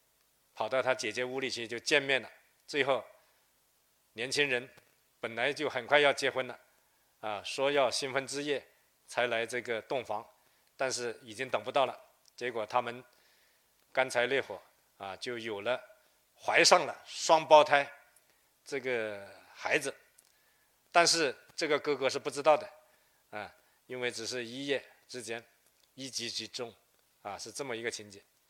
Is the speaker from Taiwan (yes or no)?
no; Lingnan, China; 呃，喜民实边啊，呃，同时他还派了几批啊，几十万人南迁岭南，成为第一批到岭南的客家人啊，这也是我们岭南人的祖先。